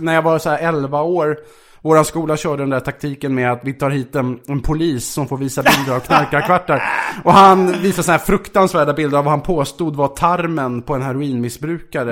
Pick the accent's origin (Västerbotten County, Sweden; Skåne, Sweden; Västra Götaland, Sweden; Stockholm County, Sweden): Stockholm County, Sweden; Vaxholm; Jag kom från Vaxholm, villaförort